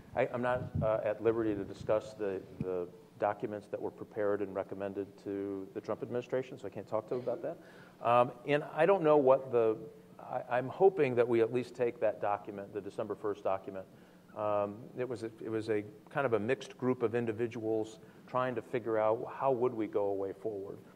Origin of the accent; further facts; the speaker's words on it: Michigan, United States; I come from Michigan, uh, and we build cars